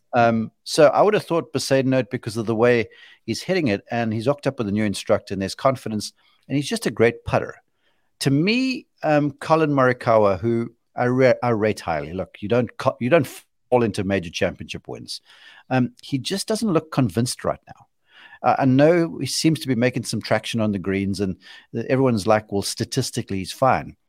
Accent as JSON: {"language": "English", "country": "South Africa", "said": "I'm being a South African homer"}